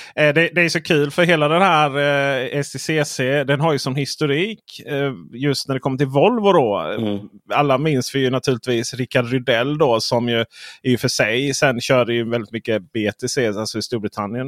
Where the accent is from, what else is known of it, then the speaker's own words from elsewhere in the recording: Skåne, Sweden; som skåning jag är